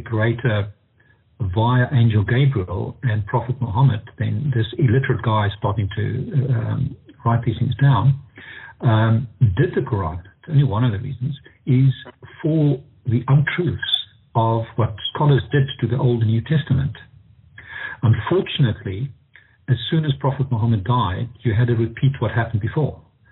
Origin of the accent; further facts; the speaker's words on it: Pretoria, Gauteng, South Africa; I'm from South Africa, Pretoria, South Africa